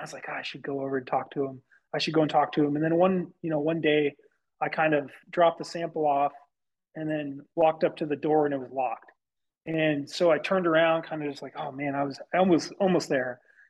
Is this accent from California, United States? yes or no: no; outside of Denver, Colorado, United States; moved away as an adult; So I grew up outside of Denver, Colorado.